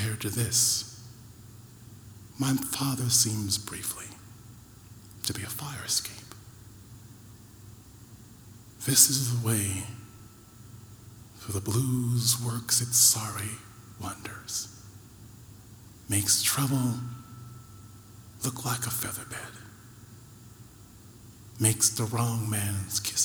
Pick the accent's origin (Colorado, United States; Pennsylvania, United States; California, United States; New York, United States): New York, United States; Rochester; growing up in Rochester, New York